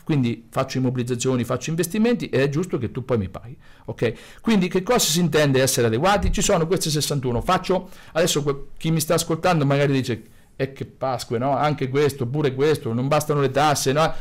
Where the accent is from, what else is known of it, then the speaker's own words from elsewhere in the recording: Grottazzolina, Marche, Italy; sono figlio di contadini e grottese, sono nato a Grottazzolina, vivo a Grottazzolina, quindi Fermano